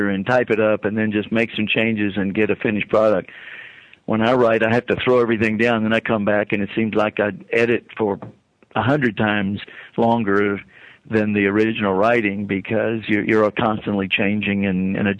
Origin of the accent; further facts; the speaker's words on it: Corpus Christi, Texas, United States; moved away as an adult; now in San Antonio, United States; working for the public library in my hometown of Corpus Christi